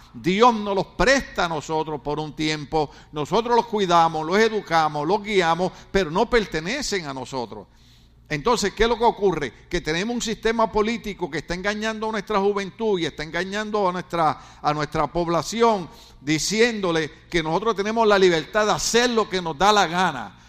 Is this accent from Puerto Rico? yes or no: yes; Ponce, Puerto Rico; now in California, United States; yo soy de una de las mejores ciudades de Puerto Rico. Se llama Ponce